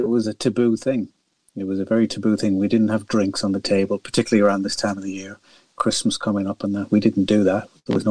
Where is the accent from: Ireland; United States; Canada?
Ireland; northwest of Ireland; now in London, United Kingdom; as you can probably tell by my accent, I'm not originally from London or the UK. I was born in a lovely little village in the northwest of Ireland